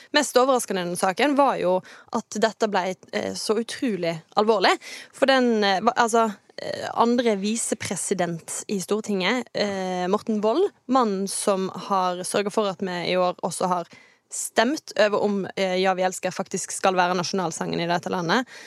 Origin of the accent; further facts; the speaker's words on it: Kvinnherad, Vestland, Norway; also born or lived in Åkra; now in Bergen, Norway; kommer fra verdens ende i Kvinnherad